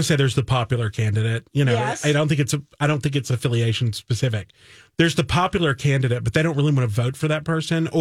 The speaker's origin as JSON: {"language": "English", "region": "the South", "country": "United States", "tie": "born or raised there", "said": "I grew up in the South. I had a shotgun as a child"}